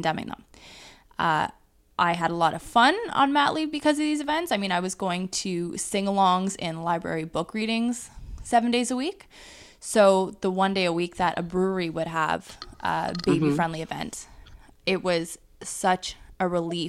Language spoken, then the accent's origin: English; Hamilton, Ontario, Canada; So I'm from Hamilton